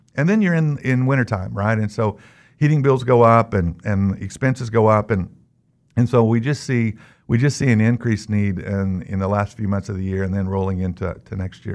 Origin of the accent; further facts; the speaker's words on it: Newton, Kansas, United States; I'm from Kansas. I live in Newton. I've lived there most of my life.